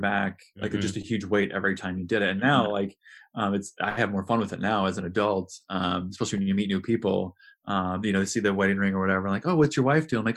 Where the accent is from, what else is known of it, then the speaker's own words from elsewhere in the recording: Midwest, United States; I grew up here in the Midwest